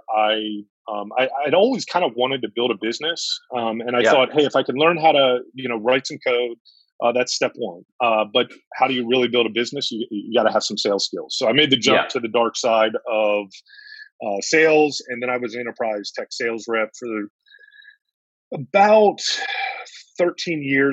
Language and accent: English; Northern Virginia, United States; also born or lived in Maryland; I grew up in Northern Virginia whole life